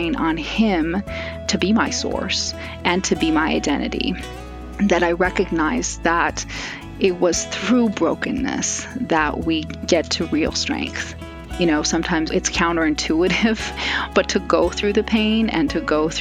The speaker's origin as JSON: {"language": "English", "area": "a suburb of Los Angeles", "region": "California", "country": "United States", "tie": "born or raised there", "also_born_or_lived": "Buenos Aires, Argentina", "said": "I grew up in a suburb of Los Angeles."}